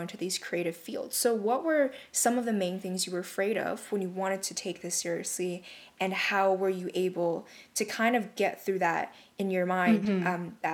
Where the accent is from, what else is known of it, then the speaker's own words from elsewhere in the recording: Canada; we're both from Canada